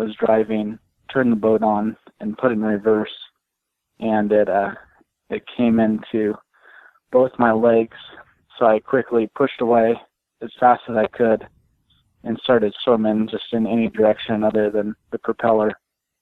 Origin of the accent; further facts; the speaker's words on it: San Diego, California, United States; I was born and raised in San Diego, California